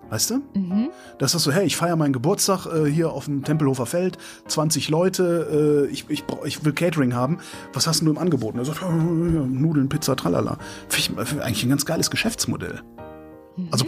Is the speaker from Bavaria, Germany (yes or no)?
yes; Bavaria, Germany; wir sind halt aus Bayern